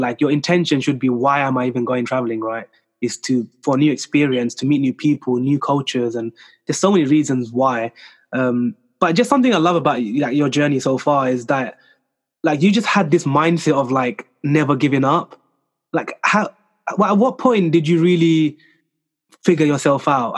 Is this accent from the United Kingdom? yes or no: no; France; accent: French; my French accent